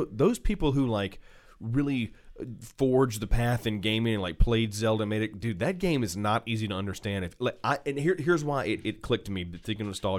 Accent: Alabama, United States; I'm from Alabama

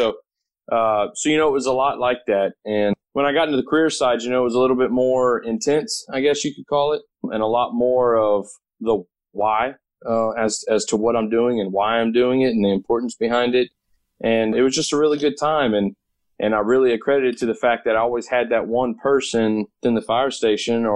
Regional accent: Katy, Texas, United States; also born or lived in Louisiana; when I was 15 years old in my hometown of Katy, Texas

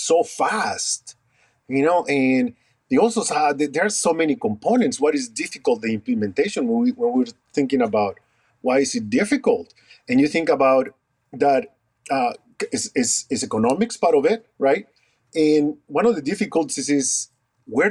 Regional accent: Lima, Peru; moved away as an adult; also born or lived in Rochester, New York / Iowa; now in United States; I was born in Peru, in Lima, Peru. And then I migrated to the States after completing my dental degree in Peru.

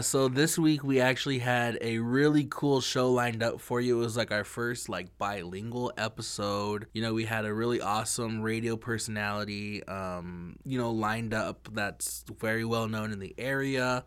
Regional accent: Lapwai, Idaho, United States; I'm from Lapoy. I'm proud to be from Lapoy

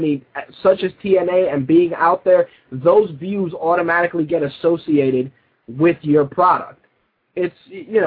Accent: New York, United States; As a New Yorker

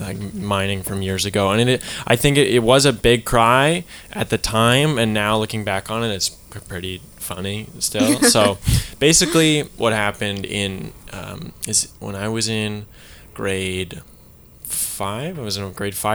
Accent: Burnaby, British Columbia, Canada; also born or lived in Port Moody; I moved from Burnaby to Port Moody, and I had to do grade 8 math again

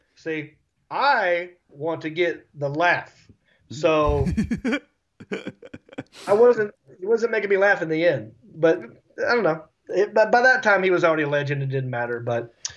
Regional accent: Hickory, North Carolina, United States; accent: redneck; moved away as an adult; also born or lived in Los Angeles; I'm from Hickory

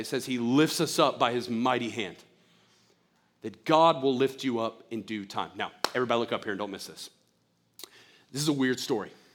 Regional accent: United States; as an American

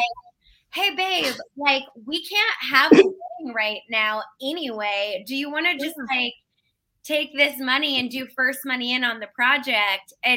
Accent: Pittsburgh, Pennsylvania, United States; now in Atlanta, United States; I am originally from Pittsburgh, Pennsylvania.

